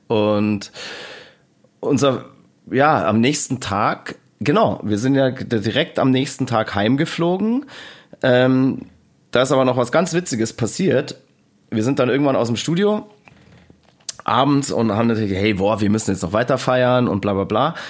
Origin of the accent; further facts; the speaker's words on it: Germany; was wir als Deutsche hier machen